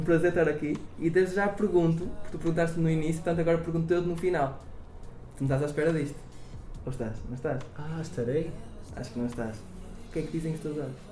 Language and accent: Portuguese; Rio Tinto, Norte, Portugal; eu nasci no Porto, mais concretamente em Rio Tinto, como já referi, uma bela cidade. Um, no entanto, sim, o Porto faz parte da minha infância